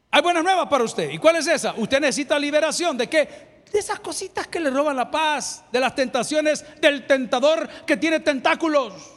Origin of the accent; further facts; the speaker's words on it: El Salvador; nos llevaron al liceo salvadoreño, nos daban clases de natación